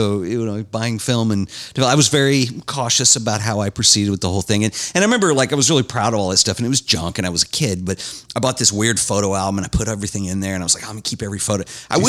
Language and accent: English; Dallas, Texas, United States; moved away as an adult; now in Fort Worth, United States; I'm a Dallas guy originally. But let me tell you something about Dallas. I was born and raised in Dallas.